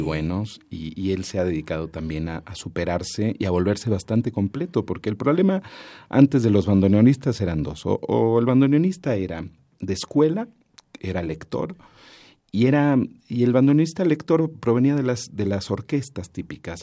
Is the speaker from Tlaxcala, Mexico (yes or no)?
no; Mexico City, Mexico; crecí también en el Corrientes 348 allá en Miguel Ángel de Quevedo